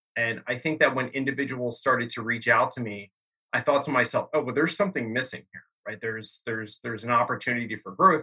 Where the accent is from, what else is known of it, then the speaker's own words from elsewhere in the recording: Bucks County, Pennsylvania, United States; growing up in Bucks County, PA